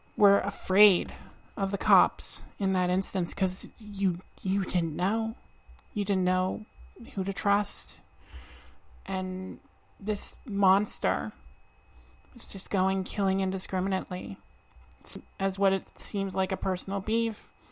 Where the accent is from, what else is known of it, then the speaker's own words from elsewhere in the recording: Truro, Nova Scotia, Canada; now in Halifax, Canada; I am Nova Scotian. I was born and raised in Truro, and now live in Halifax.